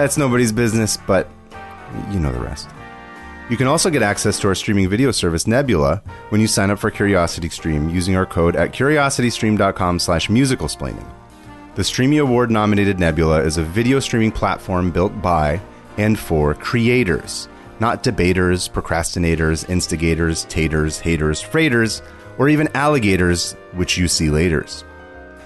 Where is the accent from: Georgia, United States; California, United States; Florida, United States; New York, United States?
California, United States; Bay Area; I grew up in the Bay Area.